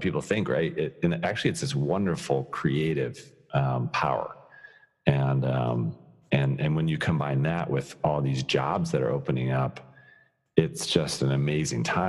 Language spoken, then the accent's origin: English; Colorado, United States; I'm born and raised in Colorado